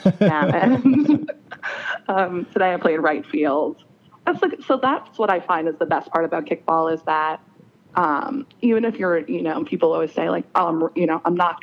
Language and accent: English; Long Island, New York, United States; now in Philadelphia, United States; I grew up on Long Island